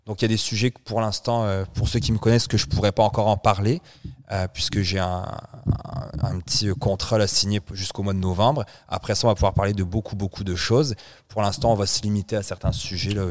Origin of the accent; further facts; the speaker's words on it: France; now in Canada; Je suis Français d'origine là. Je suis canadien. Français d'origine.